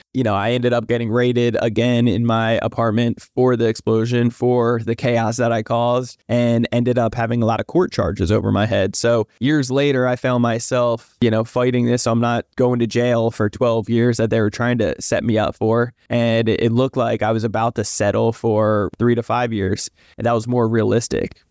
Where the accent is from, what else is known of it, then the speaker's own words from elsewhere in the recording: New Jersey, United States; moved away as an adult; now in San Diego, United States; I'm originally from New Jersey, but I live out in San Diego, sunny San Diego, California